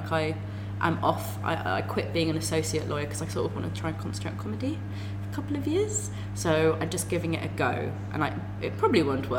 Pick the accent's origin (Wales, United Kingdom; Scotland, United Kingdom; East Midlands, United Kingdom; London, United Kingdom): London, United Kingdom; I grew up in Finchley.